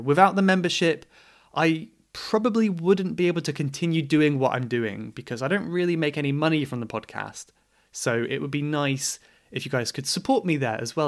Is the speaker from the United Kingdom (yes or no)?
yes; England, United Kingdom; I am English